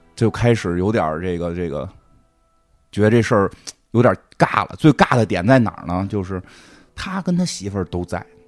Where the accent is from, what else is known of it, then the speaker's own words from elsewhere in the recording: China; 就是我们中国人还在含蓄的